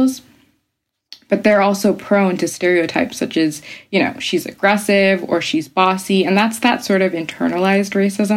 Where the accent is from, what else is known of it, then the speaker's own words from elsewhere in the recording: Bronx, upstate New York, United States; moved away as an adult; now in London, United Kingdom; I was born and raised partly in the Bronx. And I always wondered if I might be a bit more confident in my voice had I just grown up purely in New York City. Because I moved to upstate New York when I was 9 years old.